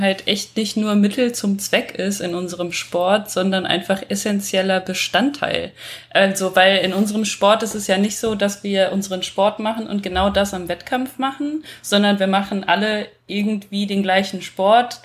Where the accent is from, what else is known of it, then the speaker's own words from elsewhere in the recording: western Germany, Germany; moved away as an adult; now in Vienna, Austria; Ich wohne seit letztem Jahr in Wien, komme eigentlich aus Deutschland, aus dem Westen aus Deutschland